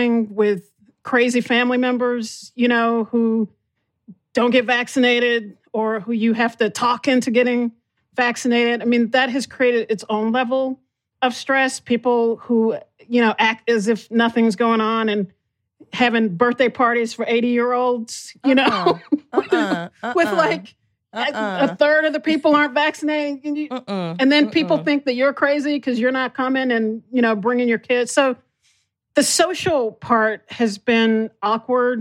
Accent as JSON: {"language": "English", "region": "Texas", "country": "United States", "said": "I'm from Texas"}